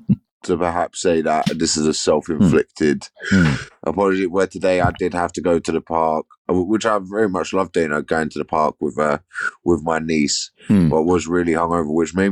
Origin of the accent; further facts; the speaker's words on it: United Kingdom; we as British people